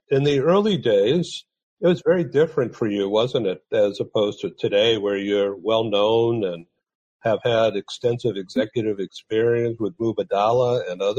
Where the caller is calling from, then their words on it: San Diego, California, United States; I'm coming from San Diego, California